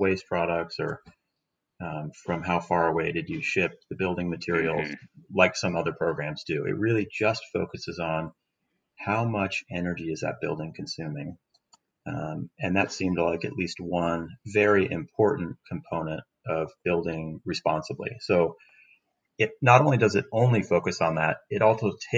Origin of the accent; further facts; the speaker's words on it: Seattle, Washington, United States; I'm from Seattle. I lived here my whole life